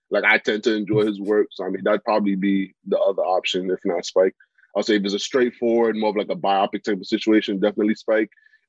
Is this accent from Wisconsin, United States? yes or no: no; New York City, New York, United States; also born or lived in Seattle / Kansas City / Salt Lake City; growing up in the Bronx, you know, going into, like, you know, graduating college and then, you know, living out in Salt Lake for a little bit, being back in New York now.